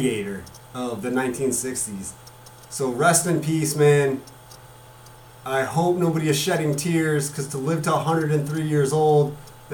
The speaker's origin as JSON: {"language": "English", "town": "Janesville", "region": "Wisconsin", "country": "United States", "tie": "born or raised there", "also_born_or_lived": "northern Illinois (Rockford area) / Carbondale, Illinois", "moved": "yes", "said": "I was born in Janesville, Wisconsin"}